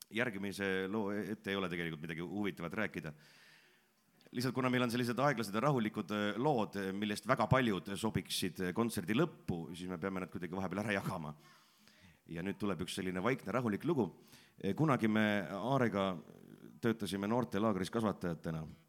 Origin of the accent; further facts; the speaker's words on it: Pärnu-Jaagupi, Pärnu County, Estonia; ma ise olen pärit siitsamast lähedalt Pärnu Jaagupist, sündinud, kasvanud ja koolis käinud